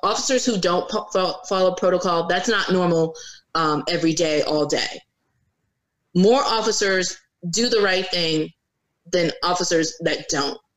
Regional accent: Virginia Beach, Virginia, United States; also born or lived in North Carolina; now in Norfolk, United States; I grew up in Virginia. I lived in Virginia Beach from the time that I was nine years old until um, probably this I week marks twenty one.

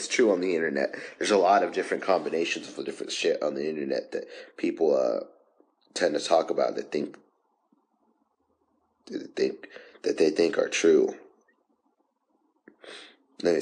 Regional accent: United States; as American citizens

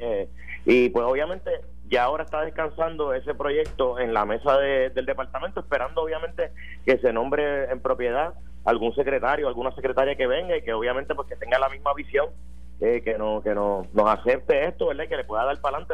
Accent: Puerto Rico; yo soy puertorriqueño

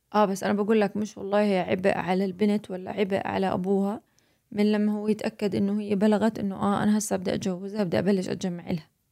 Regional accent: Jordan; moved away as an adult; now in United States; انا اردنيه وهنا في امريكا استقرينا

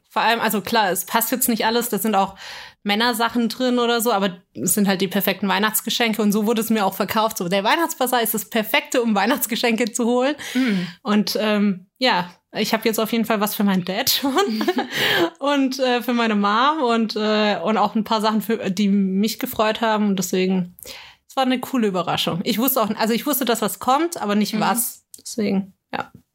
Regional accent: Bavaria, Germany; bei uns in Bayern

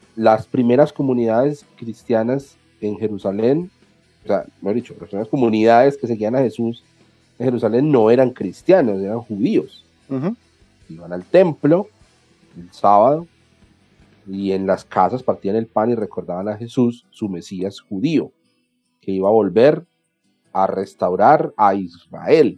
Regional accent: Colombia; aquí en Colombia

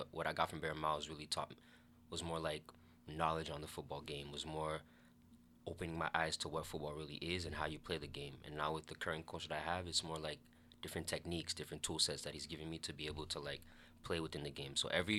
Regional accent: United States; now in Canada; I'm American, even though I'm living here in Canada. And, you know, as Americans, we like to get that little, like, away-from-home experience in university.

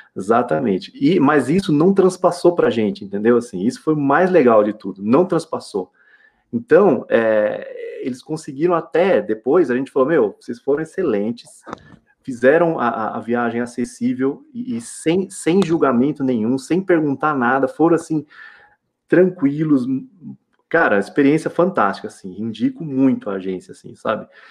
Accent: São Paulo, Brazil; moved away as an adult; now in Minas Gerais, Brazil; sou de São Paulo

